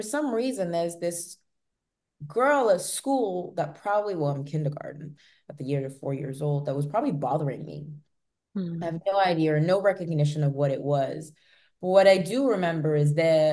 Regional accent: United Kingdom; moved away; also born or lived in France; being born in a country, but having living in another one, and you're always in two different worlds where I am British

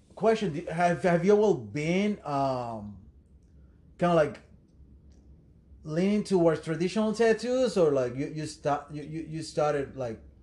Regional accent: Puerto Rico; moved away; I'm from Puerto Rico

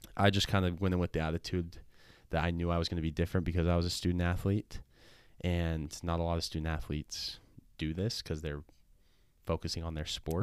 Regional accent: Sandy, Utah, United States; So I'm from Sandy, Utah. I grew up there my whole life, born and raised there.

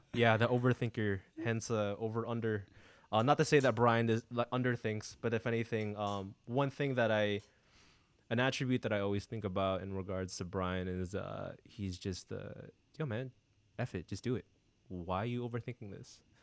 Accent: San Diego, California, United States; born and raised in, uh, sunny San Diego

